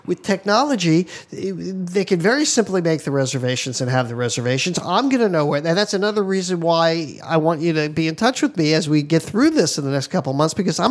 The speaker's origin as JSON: {"language": "English", "region": "Hawaii", "country": "United States", "said": "I'm from Hawaii"}